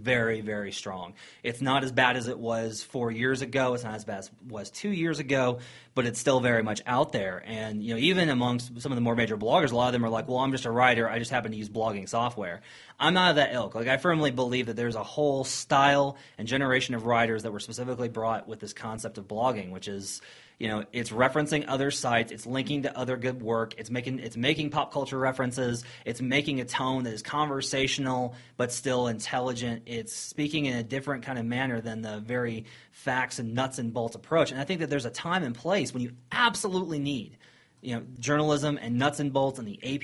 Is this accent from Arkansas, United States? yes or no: yes; northwest Arkansas, United States; moved away as an adult; also born or lived in Kansas City / Missouri / Austin, Texas; now in Colorado, United States; I was born in Kansas City and raised in northwest Arkansas